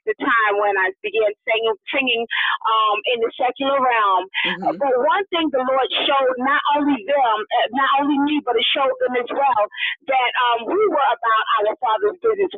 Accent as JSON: {"language": "English", "region": "New York", "country": "United States", "said": "we're all from New York. Most of us are from New York, outside of the Clarks"}